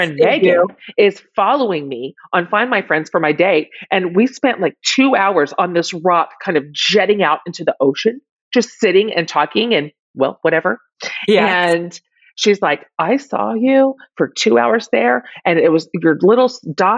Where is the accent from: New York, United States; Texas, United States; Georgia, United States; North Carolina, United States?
Texas, United States; I'm from Texas